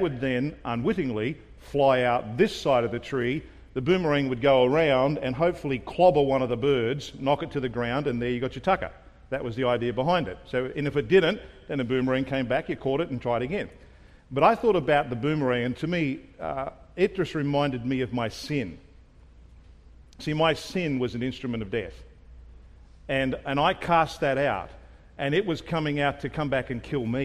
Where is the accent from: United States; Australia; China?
Australia; also born or lived in Rockhampton; being an Australian